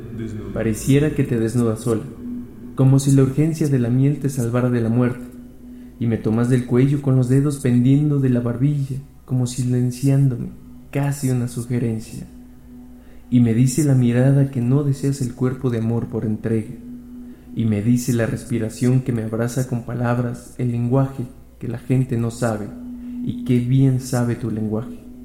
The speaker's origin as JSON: {"language": "Spanish", "region": "Mexico City", "country": "Mexico", "said": "soy de la Ciudad de México"}